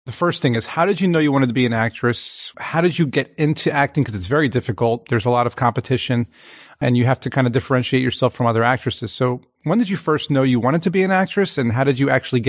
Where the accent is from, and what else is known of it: Philadelphia, Pennsylvania, United States; born or raised there